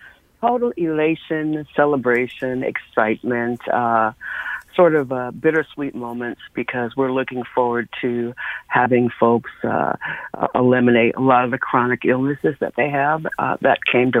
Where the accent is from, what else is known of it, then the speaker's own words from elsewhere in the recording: Windsor, Connecticut, United States; Composting is another thing that I grew up with in Windsor, Connecticut.